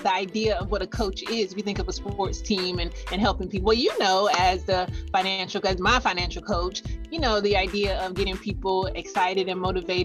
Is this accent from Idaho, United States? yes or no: no; Virginia, United States; also born or lived in South Carolina; now in Greenville, United States; I'm originally from Virginia